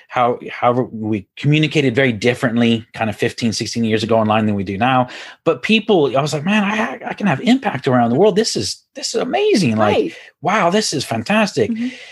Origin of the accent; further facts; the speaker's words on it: Houston, Texas, United States; accent: Texas; now in Ireland; So I'm originally from Houston, Texas, and I think I've lost my Texas accent, though.